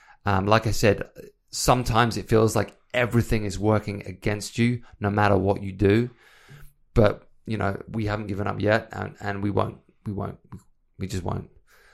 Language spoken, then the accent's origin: English; England, United Kingdom; moved away; obviously I came from England. I moved here because I wanted to build the life that I wanted to build.